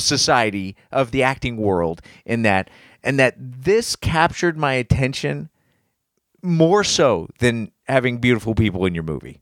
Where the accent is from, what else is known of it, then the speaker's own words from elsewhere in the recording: Indianapolis, Indiana, United States; I'm from Indy